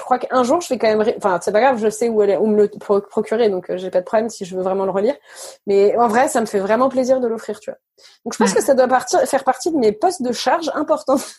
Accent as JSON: {"language": "French", "town": "Neuilly-sur-Seine", "region": "Île-de-France", "country": "France", "tie": "born or raised there", "said": "j'ai grandi à Neuilly oui je suis venue d'une famille plutôt aisé"}